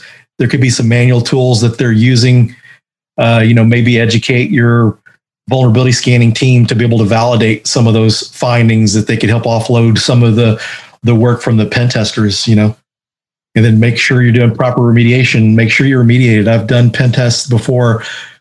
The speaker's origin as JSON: {"language": "English", "town": "Denton", "region": "Texas", "country": "United States", "tie": "born or raised there", "said": "And Denton, Texas was where I grew up"}